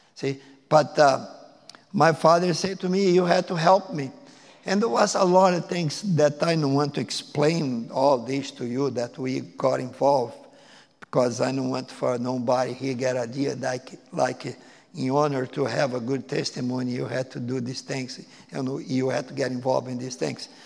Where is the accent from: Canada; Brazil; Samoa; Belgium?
Brazil; Porto Alegre, Rio Grande do Sul; English is a second language; moved away as an adult; now in United States; I am from Brazil, I and my wife. I was born in the big city, place called Porto Alegre